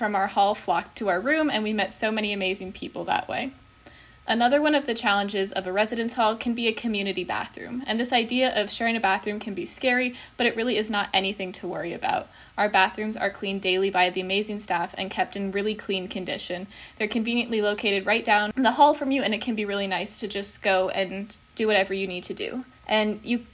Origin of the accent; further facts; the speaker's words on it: Centreville, Virginia, United States; moved away as an adult; now in Ann Arbor, United States; I'm a sophomore from Centerville, Virginia